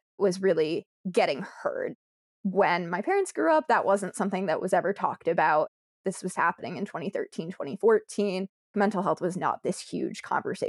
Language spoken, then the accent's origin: English; Connecticut, United States; I'm from Connecticut